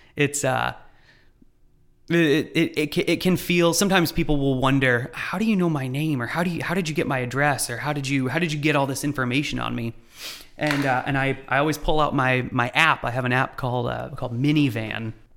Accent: Lexington, Kentucky, United States; moved away as an adult; we're from Lexington

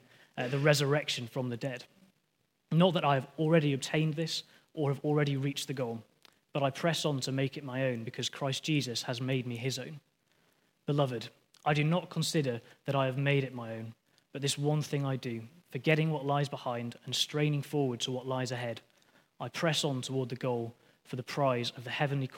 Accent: Lancaster, North West England, United Kingdom; I'm from Lancaster

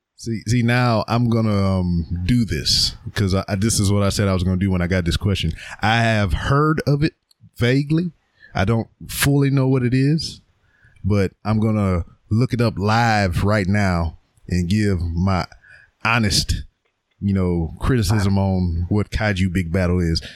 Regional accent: Lake Charles, Louisiana, United States; my hometown of Lake Charles, Louisiana

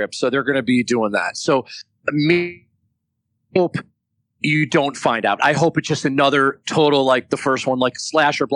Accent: New York, United States; I'm from New York.

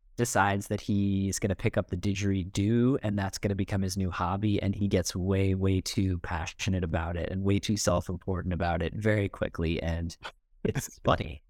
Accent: United States; I'm like an American college kid

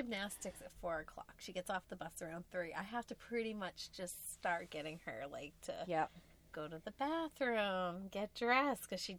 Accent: United States; we're American.

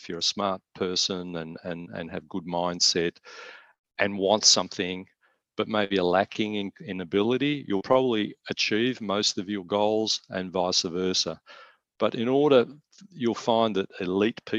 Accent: Melbourne, Victoria, Australia; my illustrious Richmond Football Club growing up in Tigerland

